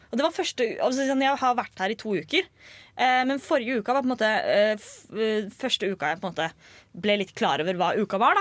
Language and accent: Norwegian; Østfold, Norway; Jeg er fra Østfold